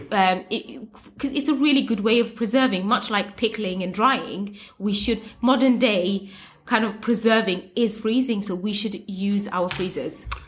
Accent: United Kingdom; I am Muslim and I am brown and I'm Bangladeshi and I'm British

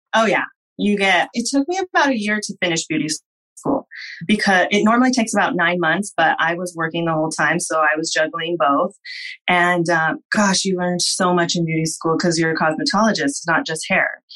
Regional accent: Whittier, California, United States; I am from Whittier, California. I grew up here and I currently work and have my business in Whittier

